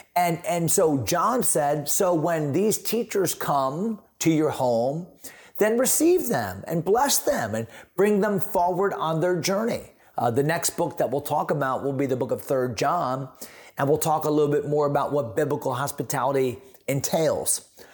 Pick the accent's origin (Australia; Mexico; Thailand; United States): United States; San Antonio, Texas; I am a Texan. I grew up, grew up, but that didn't grow up, but was born in San Antonio